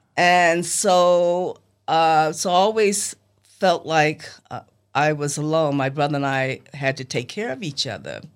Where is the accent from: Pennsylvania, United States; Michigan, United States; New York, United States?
New York, United States; New York City; also born or lived in Los Angeles, California; now in Selma, United States; as a kid growing up in Harlem